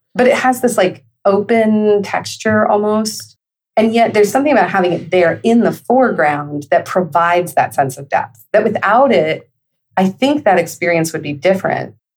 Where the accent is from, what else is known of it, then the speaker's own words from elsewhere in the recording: Northern California, United States; I grew up in Northern California, essentially. I mean, it's like middle, but it's in the northern part.